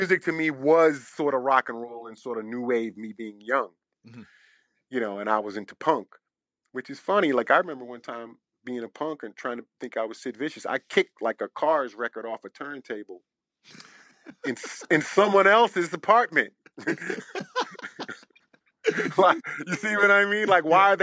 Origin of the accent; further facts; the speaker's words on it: Washington, District of Columbia, United States; I'm from Southeast DC, from the hood.